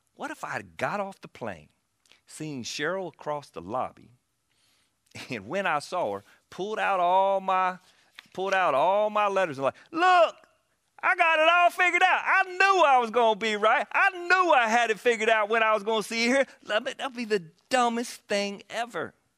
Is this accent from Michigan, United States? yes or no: no; South Carolina, United States; moved away; I was from South Carolina.